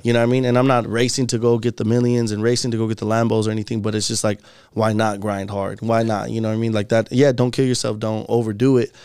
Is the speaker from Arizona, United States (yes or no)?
yes; Phoenix, Arizona, United States; we're all from Phoenix